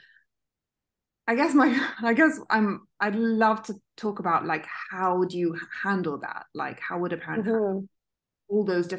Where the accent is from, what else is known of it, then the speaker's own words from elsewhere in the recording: Italy; I grew up in Italy